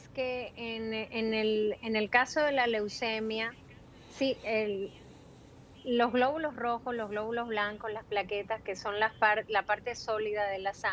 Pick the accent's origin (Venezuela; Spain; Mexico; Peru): Peru; born there; moved away; also born or lived in Ecuador; yo nacimos en Perú y después nos mudamos a Ecuador, vivimos en Ecuador cinco años y de Ecuador yo vine para aquí.